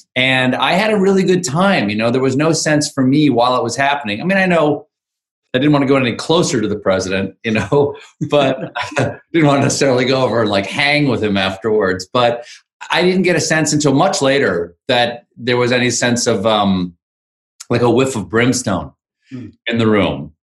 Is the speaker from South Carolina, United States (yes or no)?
yes; South Carolina, United States; moved away as an adult; I did the first five months of COVID in South Carolina, which is um, where I grew up